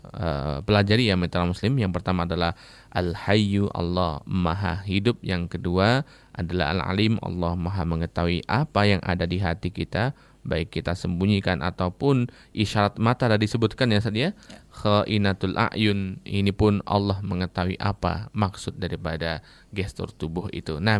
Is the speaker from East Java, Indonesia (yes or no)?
yes; Kediri, East Java, Indonesia; Nah ini bagaimana dengan yang ada di daerah saya di Kediri itu kan ada orang yang dia mengaku mengetahui segala hal.